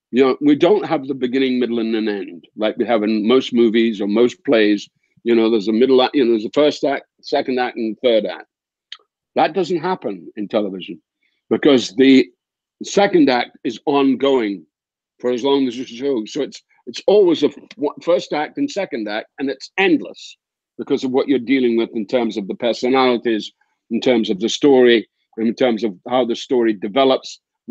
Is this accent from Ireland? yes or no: no; Dundee, Scotland, United Kingdom; now in United States; in my hometown, we have the Thompson Press, which are quite famous in Britain. And there's a paper called The Courier